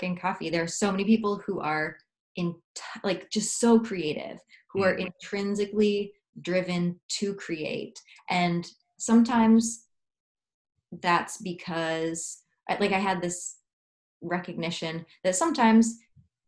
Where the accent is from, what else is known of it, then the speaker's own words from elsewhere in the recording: United States; I'm from the United States